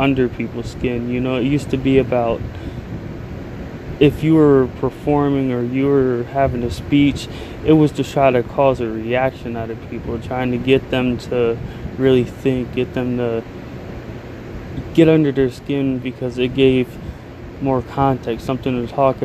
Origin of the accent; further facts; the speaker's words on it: United States; as an American